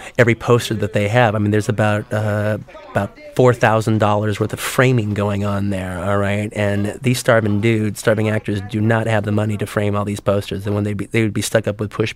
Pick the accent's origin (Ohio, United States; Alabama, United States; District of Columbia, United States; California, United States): California, United States; South Bay, Los Angeles; I grew up in the South Bay area